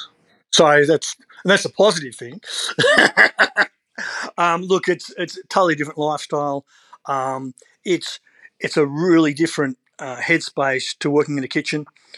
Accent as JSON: {"language": "English", "town": "Sydney", "region": "New South Wales", "country": "Australia", "tie": "born or raised there", "said": "I mean, I grew up Northern Beaches in Sydney, and moving down there, it's a more simplistic lifestyle."}